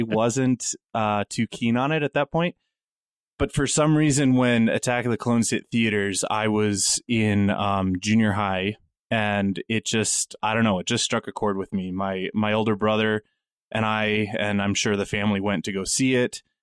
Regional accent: Wyoming, United States; Growing up in Wyoming

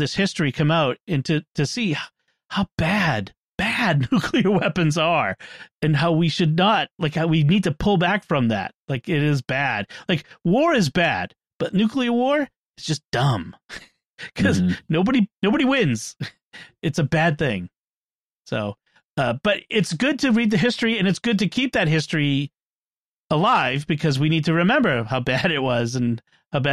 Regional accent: Boston, Massachusetts, United States; my hometown of Boston

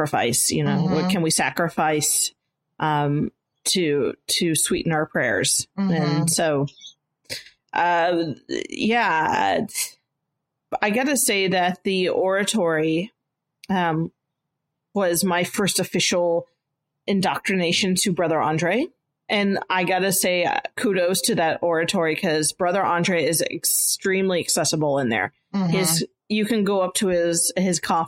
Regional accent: United States; as an American

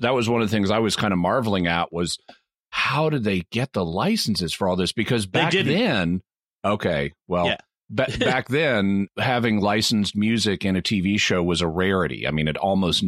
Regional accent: United States; I'm an American

